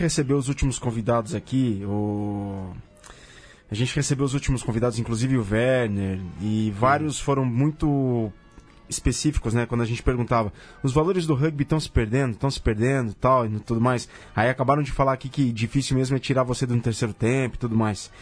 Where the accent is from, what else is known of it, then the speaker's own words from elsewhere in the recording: interior of São Paulo, Brazil; eu sou do interior de São Paulo